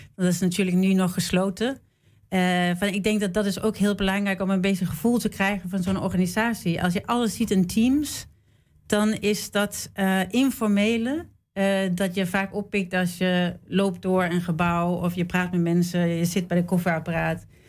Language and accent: Dutch; Denmark; moved away as an adult; also born or lived in Sweden; now in Amsterdam, Netherlands; ik ben in Zweden geboren en opgegroeid in Denemarken